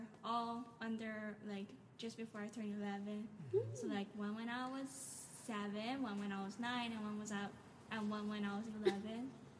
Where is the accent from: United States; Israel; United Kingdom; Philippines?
Philippines; of makes me shame as being a local, just knowing English, and I was like, that's all I can do. It's like, I'm Filipino, like.